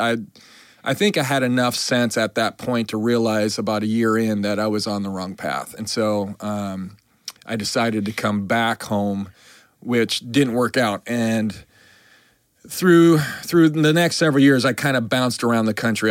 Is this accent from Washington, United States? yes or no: no; Billings, Montana, United States; moved away as an adult; also born or lived in New York / Fort Lauderdale / New Orleans; I grew up in Billings, Montana